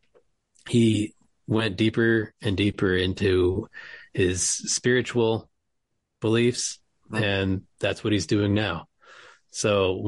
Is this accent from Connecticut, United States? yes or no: yes; West Hartford, Connecticut, United States; also born or lived in New York; now in Lancaster, Pennsylvania, United States; I'm from West Hartford, Connecticut